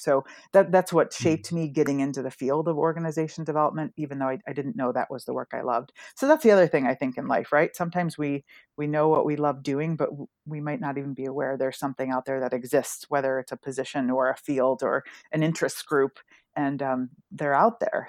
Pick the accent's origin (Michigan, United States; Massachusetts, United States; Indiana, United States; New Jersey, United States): Michigan, United States; Rochester; grew up in Rochester, Michigan, outside of Detroit